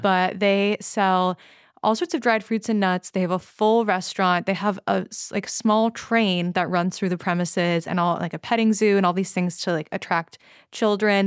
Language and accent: English; California, United States; growing up in California